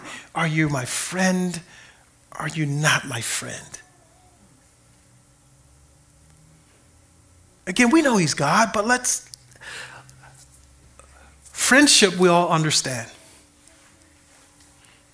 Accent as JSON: {"language": "English", "town": "Compton", "region": "California", "country": "United States", "tie": "born or raised there", "said": "I grew up in Compton"}